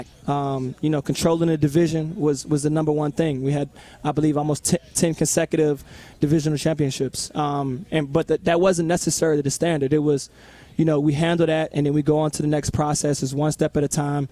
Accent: Virginia, United States; it's my hometown

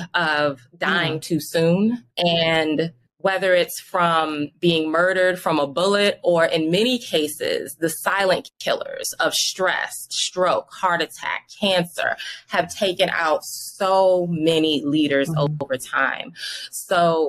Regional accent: Washington, District of Columbia, United States; also born or lived in Providence, Rhode Island; when I came back to DC, Chocolate City, my hometown

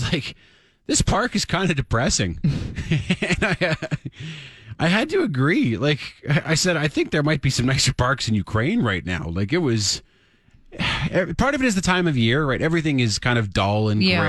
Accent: Saskatchewan, Canada; now in Calgary, Canada; growing up in Saskatchewan

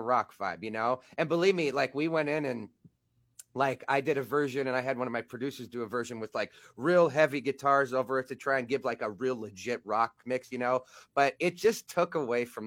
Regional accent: Black Hills of South Dakota, United States; also born or lived in northwest Indiana, outside Chicago; I was actually born in, like, the Chicago area, outside of Chicago, northwest Indiana, until I was about 8 or 9 years old. And then, yeah, I moved up here to South Dakota, Black Hills of South Dakota

